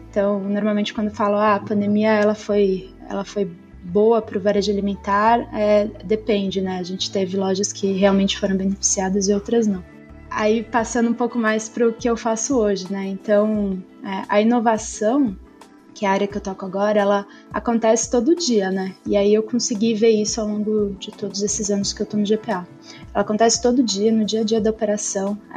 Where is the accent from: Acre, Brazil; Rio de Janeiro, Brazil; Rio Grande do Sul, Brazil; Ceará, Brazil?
Rio Grande do Sul, Brazil; Erechim; moved away as an adult; now in São Paulo, Brazil; eu sou gaúcha, sou nascida e criada em Erechim, no interior do Rio Grande do Sul. Eu moro em São Paulo desde 2019, quando eu, eu vim fazer faculdade.